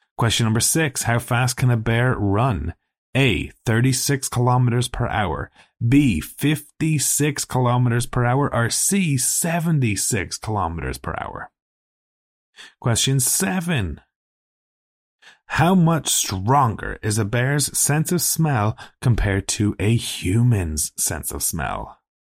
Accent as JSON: {"language": "English", "country": "Ireland", "tie": "born or raised there", "said": "we're both Irish. You know, we grew up in Ireland where there's no wild animals"}